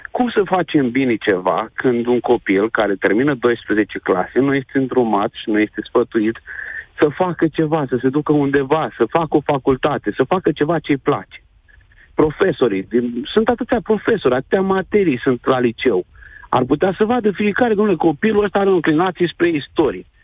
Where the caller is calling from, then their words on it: Iași, Iași County, Romania; sunt de la Iași.